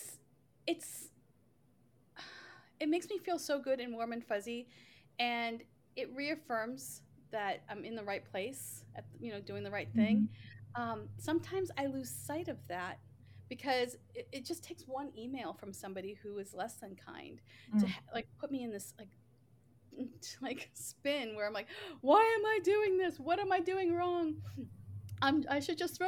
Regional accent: Boston, Massachusetts, United States; moved away as an adult; now in Seattle, United States; I'm originally from Boston

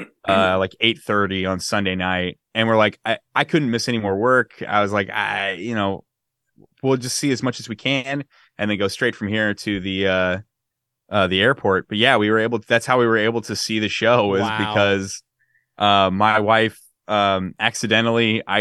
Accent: California, United States; It's from my childhood. I grew up in the Bay Area. So it's very nostalgic for me.

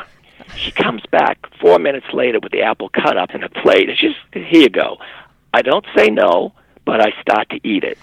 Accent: United States; as an American

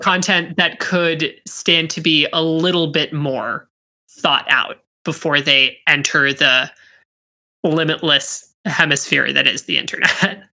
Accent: Pittsburgh, Pennsylvania, United States; first language English; also born or lived in Wollongong, Australia / Syracuse; I was born in Wollongong, Australia, and then moved here to uh, the United States at the age of six and was promptly put in English as a second language classes, although English was my first language. Um, and eh, I was so I was raised in Pittsburgh.

